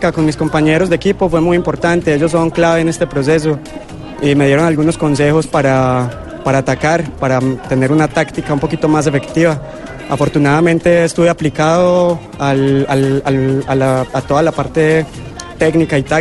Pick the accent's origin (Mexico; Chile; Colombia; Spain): Colombia; Manizales, Caldas; Yo soy de Manizales.